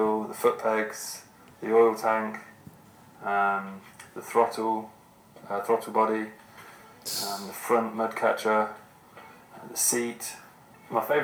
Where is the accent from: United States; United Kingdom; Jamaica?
United Kingdom; Northampton, East Midlands; I'm from Northampton, UK, and I'm a filmmaker.